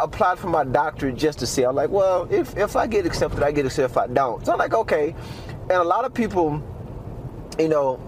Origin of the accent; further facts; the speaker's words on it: Magnolia, Arkansas, United States; also born or lived in Little Rock, Arkansas / Albuquerque, New Mexico; now in Farmington, United States; I'm from Arkansas. Magnolia, Arkansas.